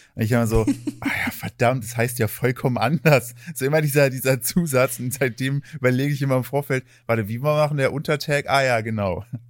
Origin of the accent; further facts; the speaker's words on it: Thuringia, Germany; moved away; also born or lived in United States; als ich aufgewachsen bin, ich komme aus, aus Thüringen